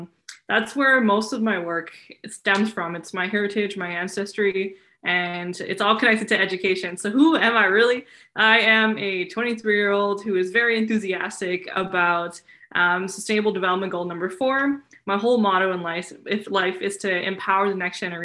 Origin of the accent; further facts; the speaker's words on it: Surrey, British Columbia, Canada; I grew up in Surrey, British Columbia.